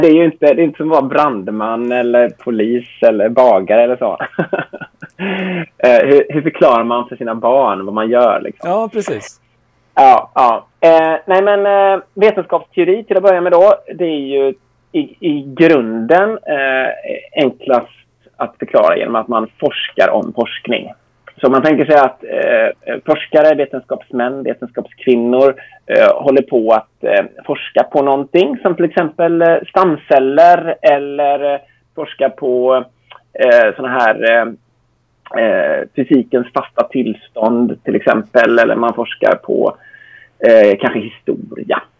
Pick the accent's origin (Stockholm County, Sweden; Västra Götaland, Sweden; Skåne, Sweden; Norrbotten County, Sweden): Västra Götaland, Sweden; Gothenburg; jag är uppvuxen i Göteborg sedan 12 års ålder